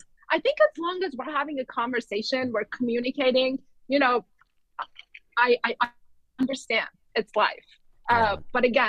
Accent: Iran; moved away; I'm from Iran. I grew up in a very military-like medical education system.

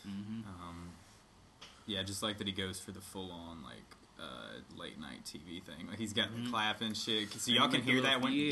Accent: the South, United States; also born or lived in North Hollywood; now in Los Angeles, United States; because I'm from the South

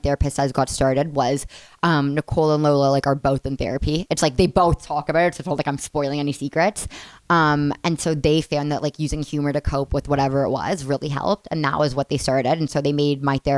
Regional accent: Toronto, Ontario, Canada; I'm from Toronto

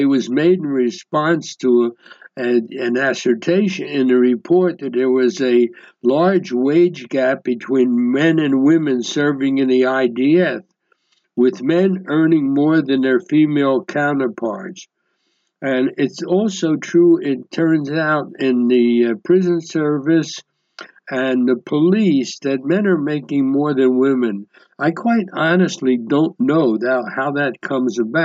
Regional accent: United States; moved away as an adult; now in Israel; I was raised in the United States

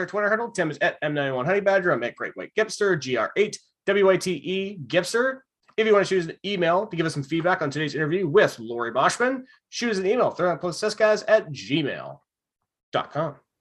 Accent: Vancouver Island, British Columbia, Canada; I'm from Vancouver Island.

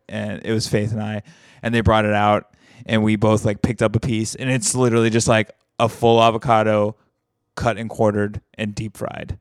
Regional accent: Alabama, United States; moved away; my hometown, like, the very small hometown in Alabama that I'm from

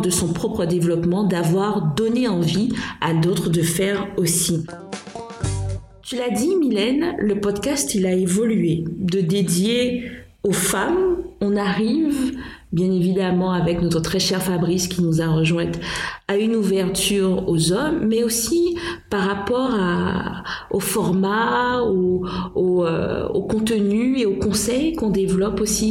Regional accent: Guadeloupe; nous avons chez nous en Guadeloupe

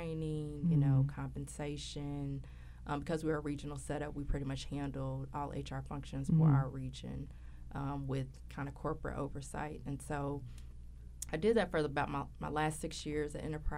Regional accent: Louisville, Kentucky, United States; I'm from Louisville, Kentucky. I'm a native of Louisville

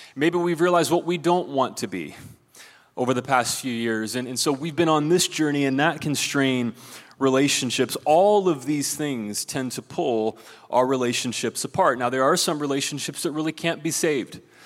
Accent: Ohio, United States; moved away; There's a guy from my home state of Ohio

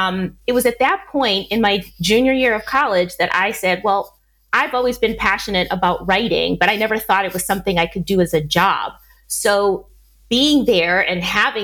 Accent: Milwaukee, Wisconsin, United States; moved away as an adult; now in Spain; I was born and raised in Milwaukee, Wisconsin

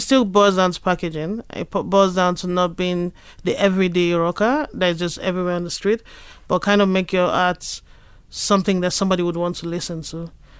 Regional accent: Nigeria; as a Nigerian

